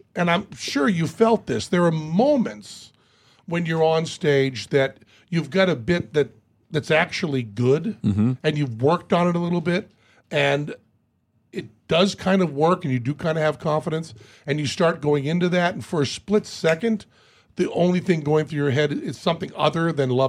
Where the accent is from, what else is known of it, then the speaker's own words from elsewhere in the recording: United States; you're American. I'm an American.